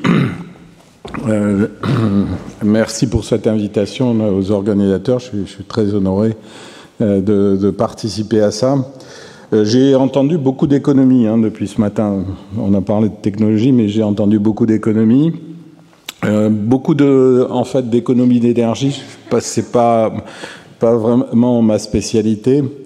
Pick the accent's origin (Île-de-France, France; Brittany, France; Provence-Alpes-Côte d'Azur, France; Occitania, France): Occitania, France; Toulouse; je suis Toulousain